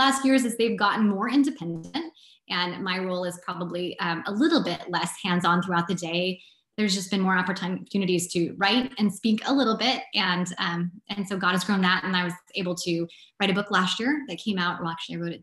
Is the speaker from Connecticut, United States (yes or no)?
no; South Central Washington, United States; I'm from South Central Washington. So like the non-Seattle part of the state.